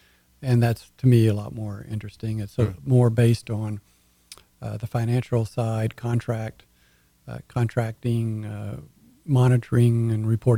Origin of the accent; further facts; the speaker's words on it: Port Arthur, Texas, United States; also born or lived in Houston; I attended Lamar University in Beaumont. I grew up in Port Arthur, Texas.